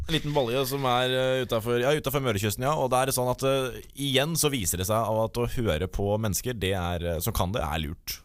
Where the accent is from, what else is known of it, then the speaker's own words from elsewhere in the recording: Østfold, Norway; jeg kommer fra Østfold